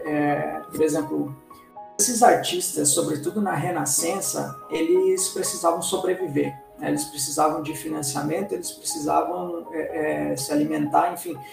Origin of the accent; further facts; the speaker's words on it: Rio Grande do Sul, Brazil; eu nasci no Rio Grande do Sul, é, próximo ao Uruguai